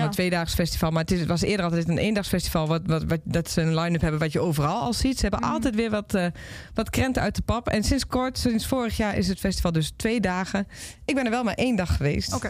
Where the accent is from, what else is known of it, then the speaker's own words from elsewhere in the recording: Overijssel, Netherlands; in de regio waar ik vandaan kom